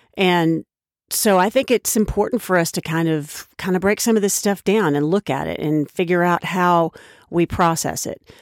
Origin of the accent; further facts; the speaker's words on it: Oklahoma, United States; moved away as an adult; now in Washington, United States; I was raised in Oklahoma, which is the buckle of the Bible Belt